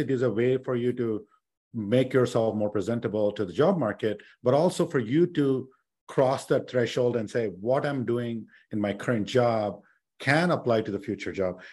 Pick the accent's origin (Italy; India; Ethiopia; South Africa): India; now in United States; I grew up in India